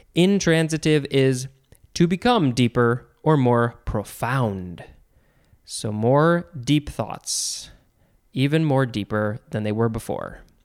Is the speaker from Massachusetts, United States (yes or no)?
no; Chicago, Illinois, United States; I'm from the Chicago area